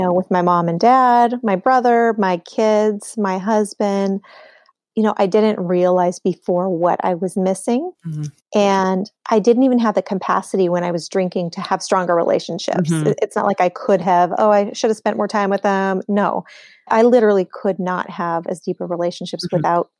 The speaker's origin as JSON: {"language": "English", "region": "Montana", "country": "United States", "tie": "born or raised there", "said": "it's in my home state of Montana."}